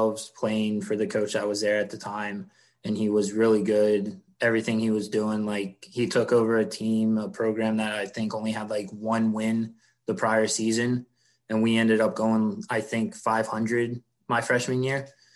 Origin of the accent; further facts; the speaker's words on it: Columbus, Ohio, United States; moved away as an adult; also born or lived in Greensboro, North Carolina / Lynchburg, Virginia; now in Memphis, United States; originally from Columbus, Ohio. So I grew up in Columbus, Ohio